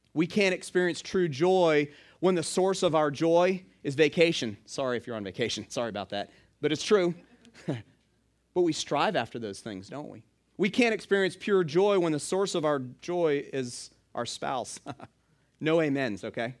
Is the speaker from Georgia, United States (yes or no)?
yes; Stone Mountain, Georgia, United States; now in Hilton Head, United States; I grew up in Atlanta. I actually grew up in, uh, Stone Mountain